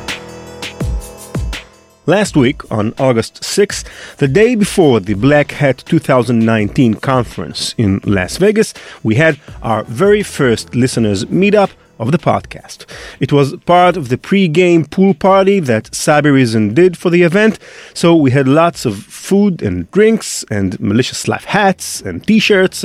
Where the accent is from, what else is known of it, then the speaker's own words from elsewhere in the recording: Israel; I'm from Israel.